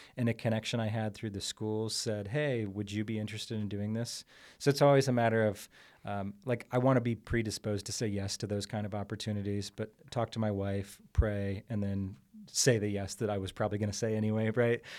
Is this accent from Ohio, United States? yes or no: yes; Columbus, Ohio, United States; I'm from Columbus, Ohio